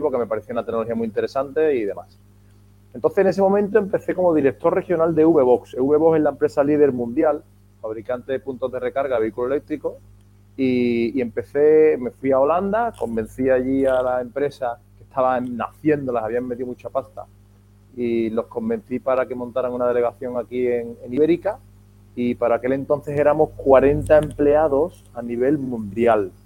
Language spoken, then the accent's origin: Spanish; Seville, Andalusia, Spain; also born or lived in Madrid / New Orleans; now in Málaga, Spain; yo soy de Sevilla